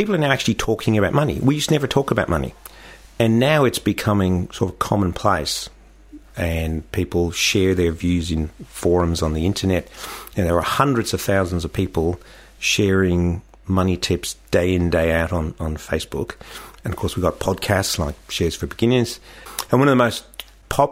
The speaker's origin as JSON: {"language": "English", "town": "Dublin", "region": "Leinster", "country": "Ireland", "tie": "born or raised there", "moved": "as an adult", "lives_now": "Australia", "said": "Growing up in Dublin"}